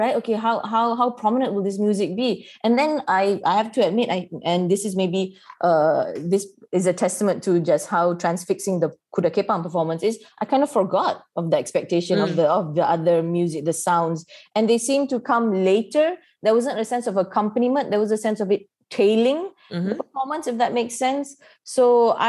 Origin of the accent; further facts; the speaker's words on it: Malaysia; as we're both Malaysian